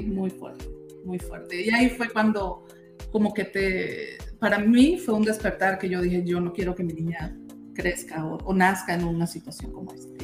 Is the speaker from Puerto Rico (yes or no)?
no; Táriba, Táchira, Venezuela; moved away as an adult; now in Utah, United States; Yo soy de, de un pueblito que se llama Tariba, los Andes venezolanos, del Táchira